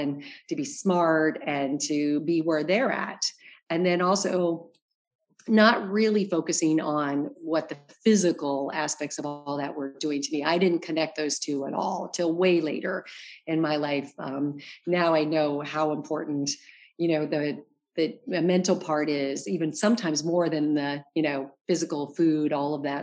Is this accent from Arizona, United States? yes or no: yes; Arizona, United States; moved away as an adult; also born or lived in New York; now in Los Angeles, United States; I'm from Arizona